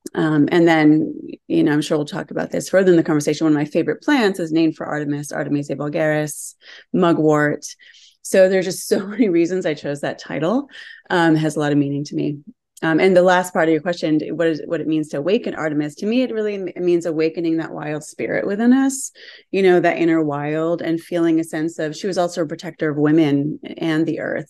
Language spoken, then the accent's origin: English; Western Massachusetts, United States; moved away as an adult; also born or lived in New York City; I grew up in Western Massachusetts and had a really deep relationship with land from the time I was a child